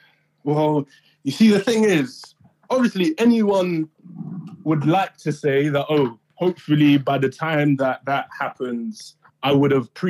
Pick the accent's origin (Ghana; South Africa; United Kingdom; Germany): Ghana; also born or lived in Uganda / Oman; Yeah, I'm from Ghana and a few other places. Ghana, okay. Uganda, and Oman.